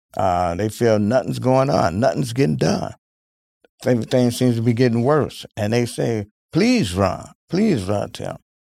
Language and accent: English; Milwaukee, Wisconsin, United States; I grew up in Milwaukee, Wisconsin